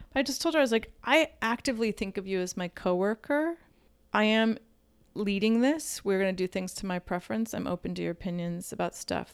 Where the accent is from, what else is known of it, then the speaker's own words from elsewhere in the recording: Midwest, United States; I'm from the Midwest